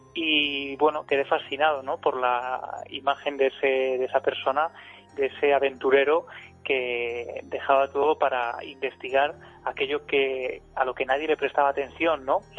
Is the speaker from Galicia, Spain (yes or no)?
no; Ciudad Real, Castilla-La Mancha, Spain; Ciudad Real, de donde yo soy